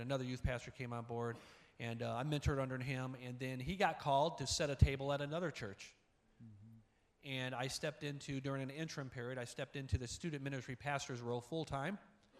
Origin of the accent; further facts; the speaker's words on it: Indiana, United States; I grew up in Northwest Indiana. I graduated from Hobart.